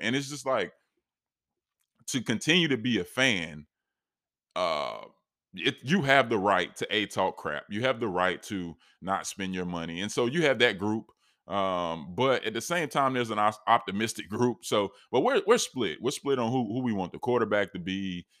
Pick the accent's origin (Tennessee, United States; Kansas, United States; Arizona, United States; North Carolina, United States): North Carolina, United States; Charlotte; It's representing where I'm from. I'm from Charlotte